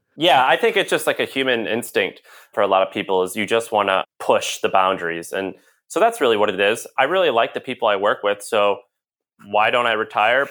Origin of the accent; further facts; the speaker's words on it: St. Louis, Missouri, United States; moved away as an adult; also born or lived in Nashville, Tennessee; I'm from Saint Louis, Missouri